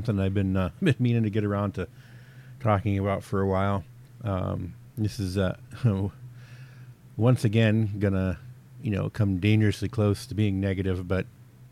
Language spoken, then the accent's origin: English; the South, United States; now in North Dakota, United States; I'm originally from the South